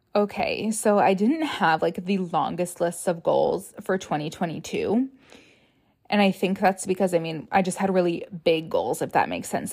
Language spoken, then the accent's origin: English; Rochester, Minnesota, United States; moved away as an adult; now in Minneapolis, United States; I'm from Rochester, which is an hour and a half away from the Twin Cities